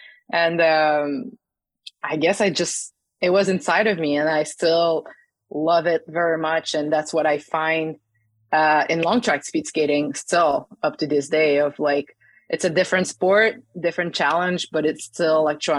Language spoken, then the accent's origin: English; Saguenay, Quebec, Canada; the club opened in my hometown in La Baie Saguenay in Quebec.